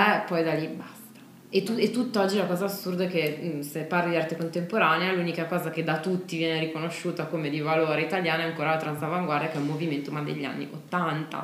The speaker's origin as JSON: {"language": "Italian", "country": "Italy", "said": "noi italiani"}